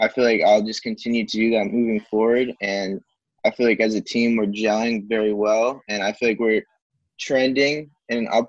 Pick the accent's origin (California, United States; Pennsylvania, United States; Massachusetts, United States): Massachusetts, United States; I'm from Massachusetts